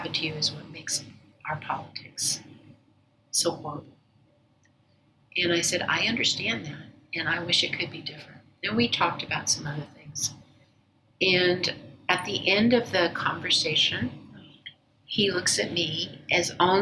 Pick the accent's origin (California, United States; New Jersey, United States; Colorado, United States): Colorado, United States; Denver; also born or lived in Aurora, Colorado; here in my hometown in Denver